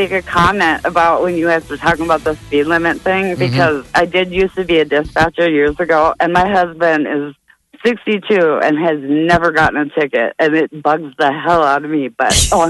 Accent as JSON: {"language": "English", "region": "Minnesota", "country": "United States", "moved": "yes", "lives_now": "Omaha, United States", "said": "I'm from Minnesota, so I go home a lot"}